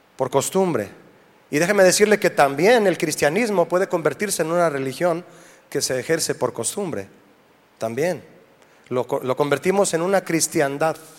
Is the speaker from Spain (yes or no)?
no; Mexico; somos de México